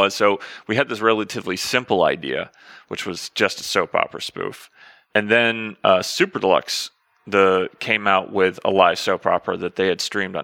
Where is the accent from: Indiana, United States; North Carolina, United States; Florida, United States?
Florida, United States; Tallahassee; I grew up in North Florida